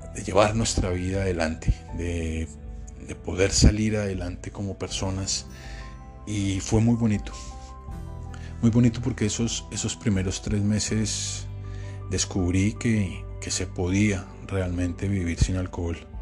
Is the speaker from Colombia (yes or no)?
yes; Colombia; moved away; also born or lived in Panama; mi país